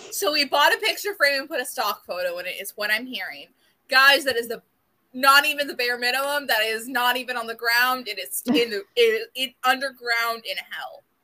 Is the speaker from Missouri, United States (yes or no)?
no; South Florida, United States; born and raised in South Florida